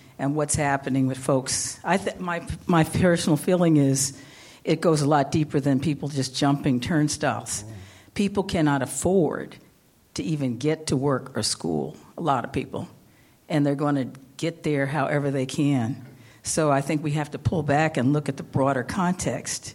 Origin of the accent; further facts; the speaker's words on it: New York City, New York, United States; I'm a New Yorker, and so the subway is second nature